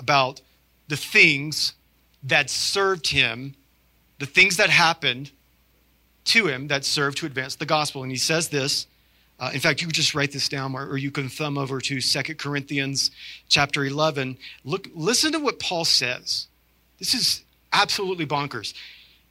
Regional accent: the South, United States; I'm from the South

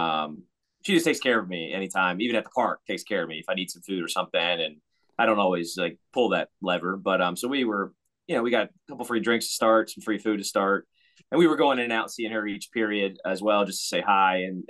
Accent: Richmond, Virginia, United States; We grew up with a minor league hockey team in Richmond called the Renegades

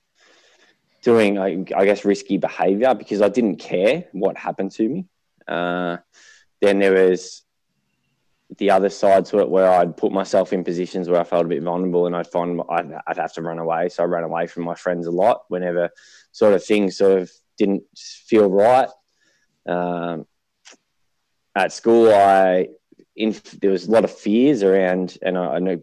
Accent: Melbourne, Victoria, Australia; also born or lived in Murrumbeena; eastern suburbs of Melbourne. I started in Murrumbina, so I was there till about 5

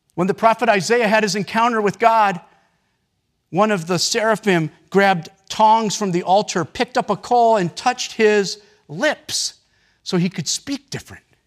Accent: United States; as American Christians, me included

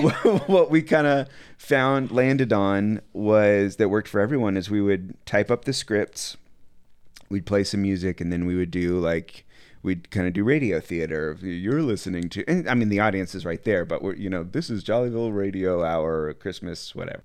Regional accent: Asheville, North Carolina, United States; moved away as an adult; also born or lived in Austin, Texas; now in Chattanooga, United States; I'm from Asheville, North Carolina. I was living there, but moved to Austin

